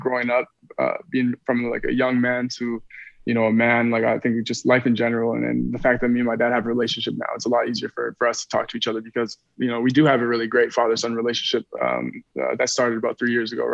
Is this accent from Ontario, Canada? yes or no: no; Winnipeg, Manitoba, Canada; I'm from Winnipeg, Manitoba.